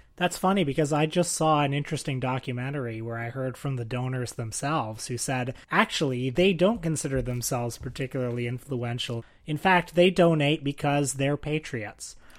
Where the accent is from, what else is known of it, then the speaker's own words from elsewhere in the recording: Canada; I'm a Canadian